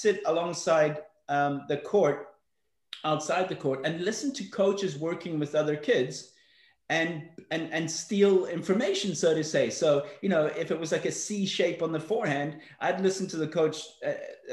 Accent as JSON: {"language": "English", "town": "Johannesburg", "region": "Gauteng", "country": "South Africa", "tie": "born or raised there", "also_born_or_lived": "Belfast, Northern Ireland", "said": "I was brought up in South Africa. I was born in Belfast, Northern Ireland. We left there when I was six. Moved to Johannesburg, South Africa."}